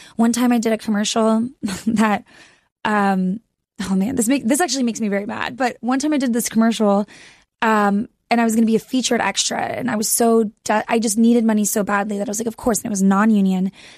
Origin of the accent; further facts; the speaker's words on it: Texas, United States; moved away as an adult; also born or lived in Austin, Texas; now in Los Angeles, United States; I grew up in Texas. I went to college there.